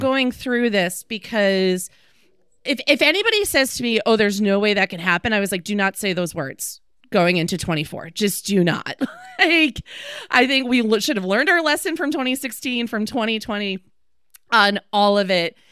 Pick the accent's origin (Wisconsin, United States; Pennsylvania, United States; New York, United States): Wisconsin, United States; Green Bay; moved away; I'm from Green Bay